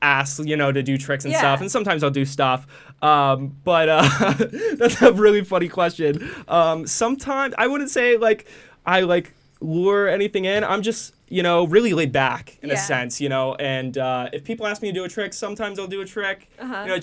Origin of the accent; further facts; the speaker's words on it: Charleston, South Carolina, United States; also born or lived in Branson, Missouri; now in Las Vegas, United States; I grew up in Charleston, South Carolina.